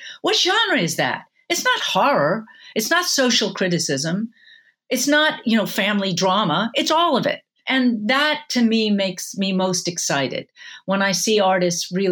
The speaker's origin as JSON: {"language": "English", "area": "outside of Boston", "region": "Massachusetts", "country": "United States", "tie": "born or raised there", "said": "I grew up outside of Boston in a suburb"}